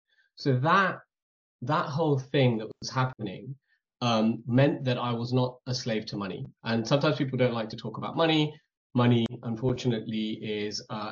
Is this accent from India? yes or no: yes; India; moved away; growing up in India, we were already minimalist